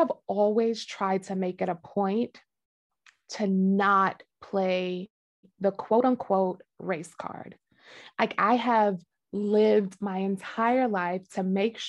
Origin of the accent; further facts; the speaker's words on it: New York, United States; growing up in New York, we were raised in, it was like a mixed community